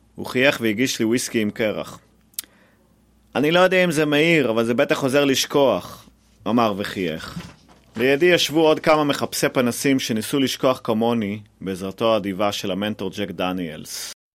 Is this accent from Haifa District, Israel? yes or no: yes; Haifa, Haifa District, Israel; אני מחיפה